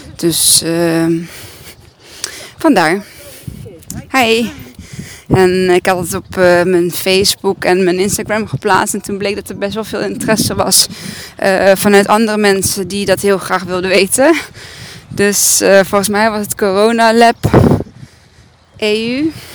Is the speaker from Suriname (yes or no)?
no; Serbia; now in Breda, Netherlands; het is Servië, dat is mijn vaderland